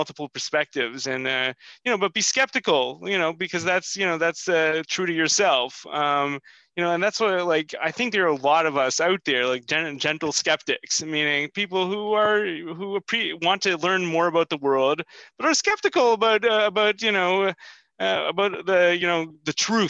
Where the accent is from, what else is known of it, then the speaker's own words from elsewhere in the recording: Canada; born there; I mean, I was born in Canada, and you know, I've always felt kind of a stranger in so many different context.